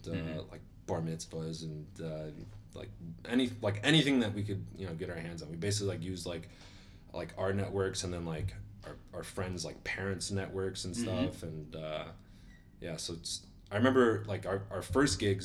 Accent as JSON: {"language": "English", "town": "Park Ridge", "region": "Illinois", "country": "United States", "tie": "born or raised there", "said": "I grew up in Park Ridge"}